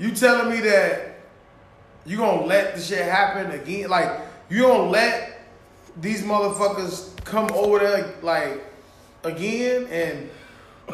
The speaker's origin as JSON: {"language": "English", "country": "United States", "said": "I'm American"}